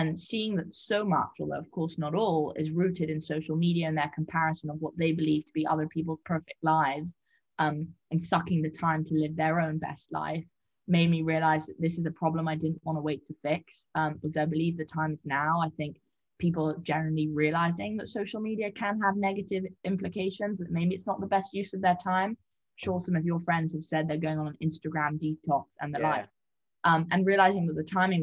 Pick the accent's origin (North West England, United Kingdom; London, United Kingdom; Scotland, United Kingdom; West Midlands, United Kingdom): London, United Kingdom; moved away as an adult; also born or lived in Netherlands (ancestry) / Harvard, United States; I'm actually Dutch ethnically, though I grew up in London